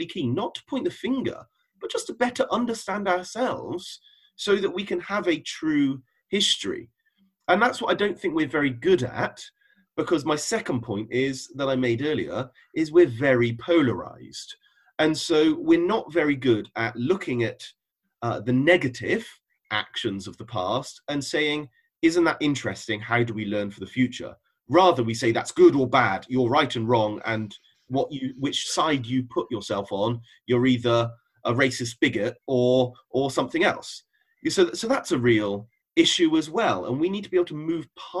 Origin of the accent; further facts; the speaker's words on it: the Cotswolds, South West England, United Kingdom; I grew up in the Cotswolds